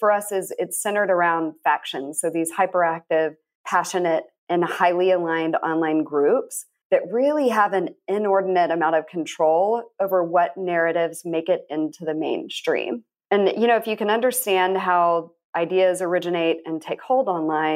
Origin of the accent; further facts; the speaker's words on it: San Angelo, Texas, United States; now in Austin, United States; I'm born and raised in Texas. I've lived in a number of places around Texas. I grew up in West Texas